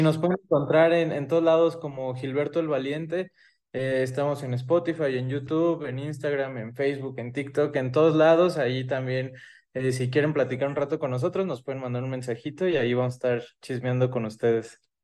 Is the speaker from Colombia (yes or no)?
no; Michoacán, Mexico; yo soy de Michoacán